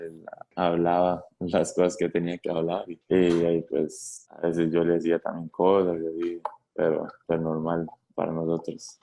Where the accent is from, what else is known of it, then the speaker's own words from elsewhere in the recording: Costa Rica; nosotros como ticos